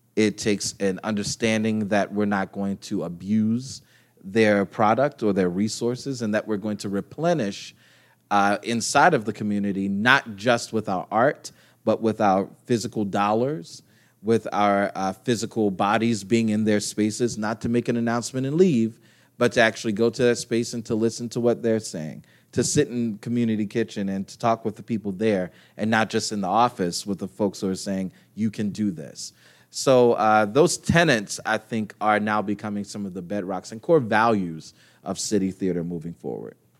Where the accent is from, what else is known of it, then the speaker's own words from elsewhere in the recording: Baltimore, Maryland, United States; moved away as an adult; now in Pittsburgh, United States; I'm a transplant to Pittsburgh, so I grew up in Baltimore